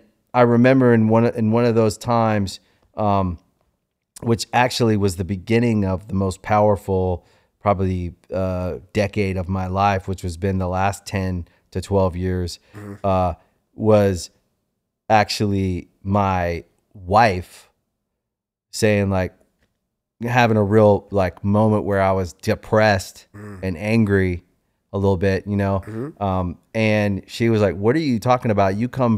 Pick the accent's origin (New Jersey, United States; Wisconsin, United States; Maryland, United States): Maryland, United States; I was always like from Maryland. Now I'm from the more like PG and Charles County side, so that's okay. More like DC side.